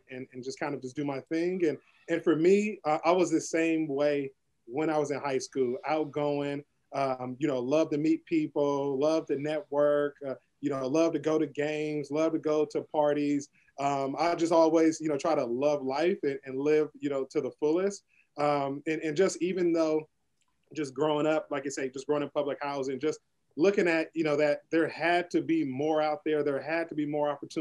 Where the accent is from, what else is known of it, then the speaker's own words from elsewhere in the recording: San Francisco, California, United States; growing up in the Western Addition, born and raised in San Francisco